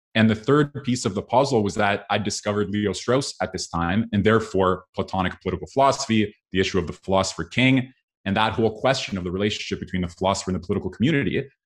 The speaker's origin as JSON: {"language": "English", "country": "Canada", "tie": "born or raised there", "said": "I therefore grew up in a liberal democracy in Canada"}